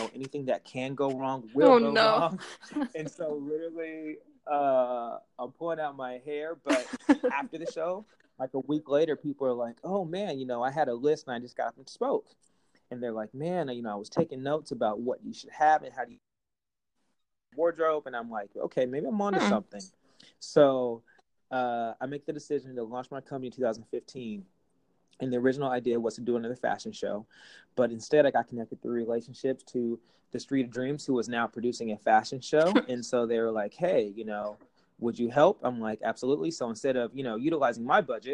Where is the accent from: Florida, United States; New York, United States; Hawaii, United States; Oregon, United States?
Oregon, United States; Portland; I'm from Portland originally